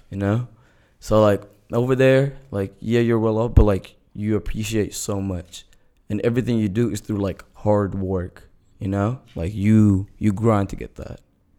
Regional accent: United Arab Emirates; moved away; also born or lived in Saudi Arabia; I was born and raised in the Middle East, all right, because I lived in, like, the UAE and then United Arab Emirates, and then I lived in Saudi Arabia.

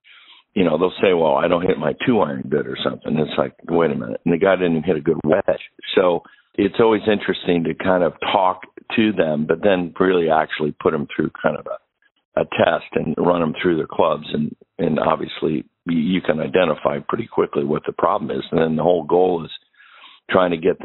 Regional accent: Pittsburgh, Pennsylvania, United States; now in Michigan, United States; I've been in Michigan for a lot of my life, but I grew up in Pittsburgh.

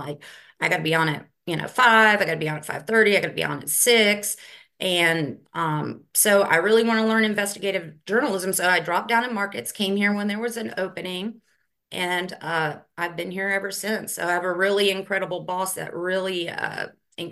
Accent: Newnan, Georgia, United States; also born or lived in Miami, Florida / Greenville; now in Augusta, United States; I grew up in Noonan, Georgia, so Coweta County. So I'm a Georgia girl.

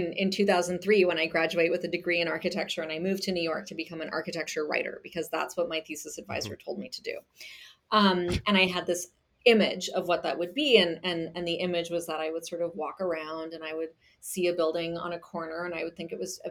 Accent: Germany; moved away; I grew up in Germany and I speak German

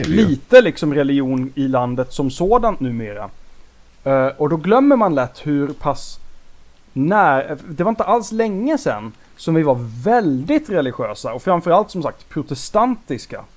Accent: Småland, Sweden; vi växte upp i Småland

